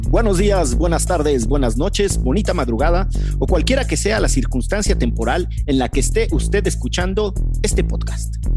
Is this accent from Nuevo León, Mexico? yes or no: no; Orizaba, Veracruz, Mexico; en Orizaba, que era donde yo vivía